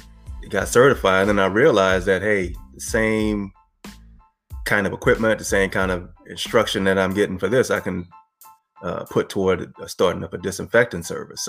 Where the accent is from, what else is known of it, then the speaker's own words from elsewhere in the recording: Franklin, Louisiana, United States; moved away as an adult; also born or lived in Houston, Texas; now in New Orleans, United States; I'm originally from Franklin, Louisiana. It's a little small town, 90 miles south of New Orleans